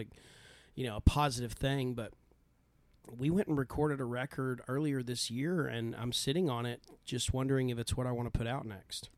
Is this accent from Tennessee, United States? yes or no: no; Idalou, Texas, United States; moved away as an adult; now in Austin, United States; originally from Idylloo, Texas, uh, which is outside of Lubbock, but I have lived in Austin or the Austin area for twelve plus